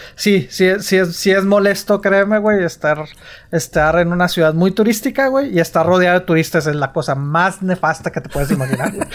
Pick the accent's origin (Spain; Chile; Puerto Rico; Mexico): Mexico; uno como mexicano